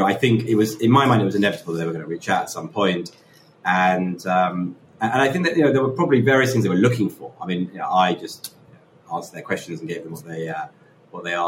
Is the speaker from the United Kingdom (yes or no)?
yes; London, United Kingdom; I'm from London.